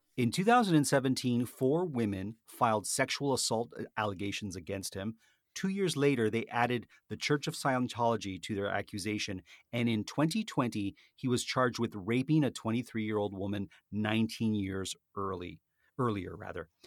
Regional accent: Canada; being a Canadian

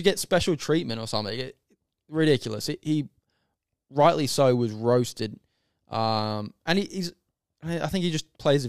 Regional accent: Australia; he is very opposite to our values as an Australian. As an Australian, especially in sports, we're all taught as kids to give it a go and try your best and sacrifice for your team. That's the most important thing in Australia.

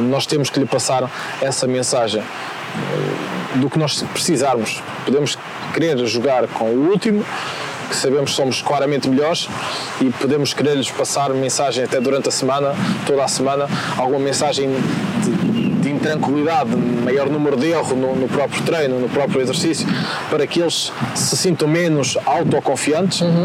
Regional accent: Vila Pouca de Aguiar, Norte, Portugal; eu sou de Sabroso e Guiar, uma aldeia no, no concelho de Vila Pouca, distrito de Vila Real

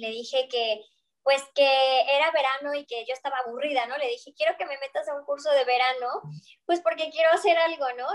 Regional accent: Mexico; moved away as an adult; also born or lived in Barcelona, Spain; yo soy de México

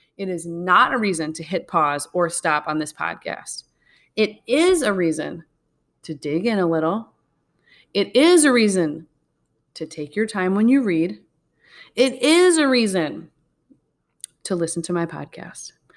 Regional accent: Midwest, United States; we're from the Midwest

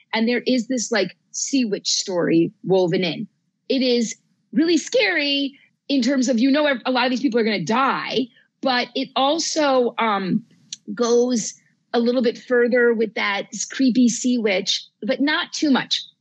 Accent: New Jersey, United States; moved away; also born or lived in New England; I grew up in New Jersey

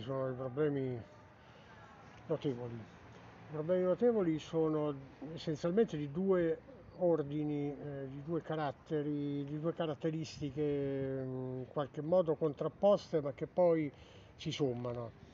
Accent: Tivoli, Lazio, Italy; noi che ci siamo nati

